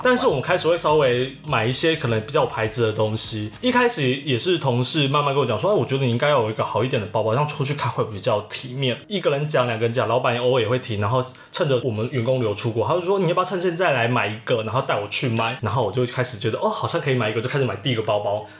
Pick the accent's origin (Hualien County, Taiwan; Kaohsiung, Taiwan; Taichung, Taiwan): Taichung, Taiwan; moved away as an adult; also born or lived in Tainan; now in Taipei, Taiwan; 我老家，我爸那边又是台南人，所以我大部分时间不是台中，就是台南